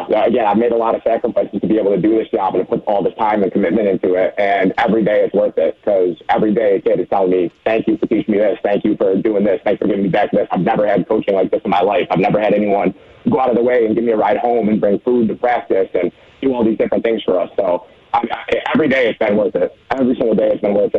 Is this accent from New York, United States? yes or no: yes; Western New York, United States; also born or lived in Oklahoma; now in Frederick County, Maryland, United States; growing up in Western New York